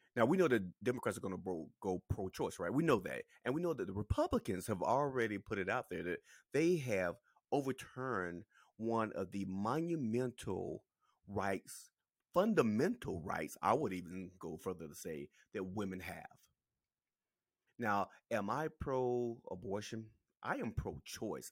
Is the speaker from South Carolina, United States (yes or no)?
yes; South Carolina, United States; I'm from South Carolina